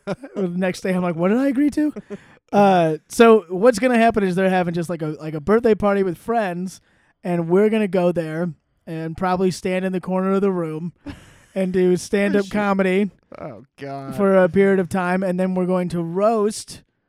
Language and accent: English; Steamboat Springs, Colorado, United States; I'm from Steamboat. Isn't that a cool place?